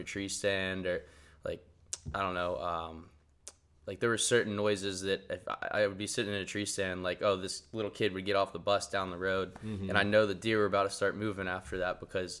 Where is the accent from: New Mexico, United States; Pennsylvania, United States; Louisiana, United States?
Pennsylvania, United States; Pittsburgh; moved away as an adult; I'm from Pittsburgh. That's how I grew up hunting.